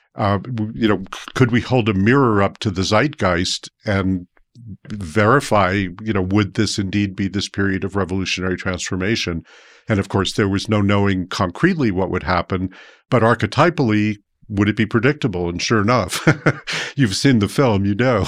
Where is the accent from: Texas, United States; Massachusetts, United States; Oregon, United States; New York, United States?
New York, United States; New York City; moved away as an adult; also born or lived in Brooklyn, New York / San Francisco / New Mexico; I grew up in New York City